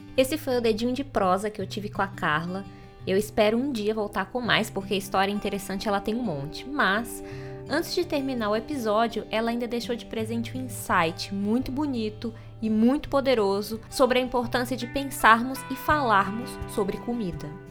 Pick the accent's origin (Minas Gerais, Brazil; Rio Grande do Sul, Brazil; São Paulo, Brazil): Minas Gerais, Brazil; eu, como uma boa mineira